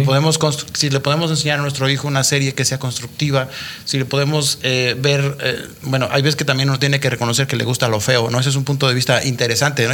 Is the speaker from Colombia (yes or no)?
no; Mexico; moved away as an adult; tuve que salir de México